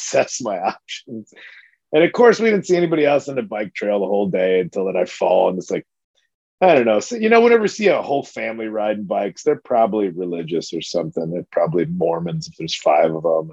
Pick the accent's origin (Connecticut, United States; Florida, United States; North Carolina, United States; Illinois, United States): Illinois, United States; Addison; my hometown of Addison, Illinois